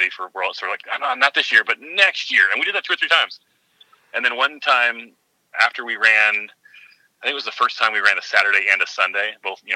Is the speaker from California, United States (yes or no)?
yes; San Diego, California, United States; I hail from San Diego.